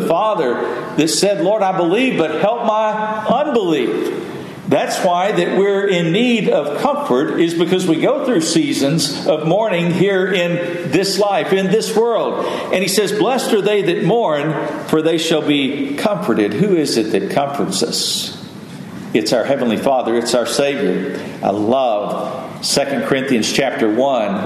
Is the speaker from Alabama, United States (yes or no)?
no; West Texas, United States; I grew up in West Texas, and it was hot, triple digits in the summertime oftentimes.